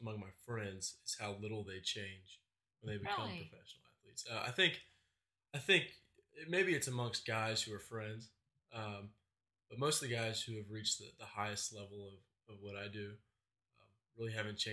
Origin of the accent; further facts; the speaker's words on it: Houston, Texas, United States; I'm from Houston, and so baseball, football are big, and from an early age, guys are thinking about where they want to go